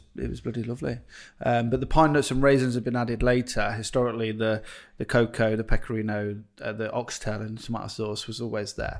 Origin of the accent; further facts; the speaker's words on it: Stratford-upon-Avon, West Midlands, United Kingdom; I'm from, uh, Stratford upon Avon